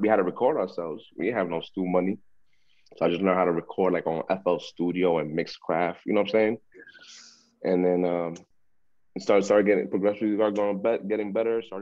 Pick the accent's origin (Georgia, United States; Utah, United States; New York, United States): New York, United States; New York City; also born or lived in Harlem, New York / Queens, New York / Florida; I'm from the Bronx, New York. I was born in Harlem, in the Queens for like 2-3 years, and then been living in the Bronx ever since